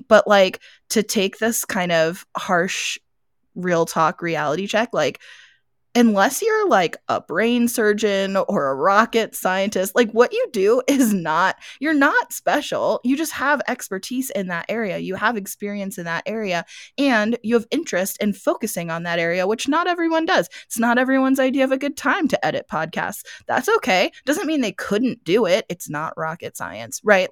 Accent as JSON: {"language": "English", "town": "Gettysburg", "region": "Pennsylvania", "country": "United States", "tie": "born or raised there", "moved": "yes", "lives_now": "Arizona, United States", "said": "I'm from Gettysburg, so I grew up in Gettysburg"}